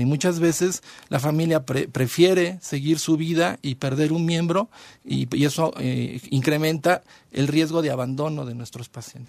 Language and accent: Spanish; Mexico; nosotros como población mexicana